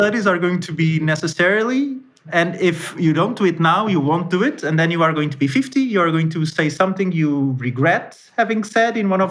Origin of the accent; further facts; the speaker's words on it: Portugal; moved away; I'm originally from Portugal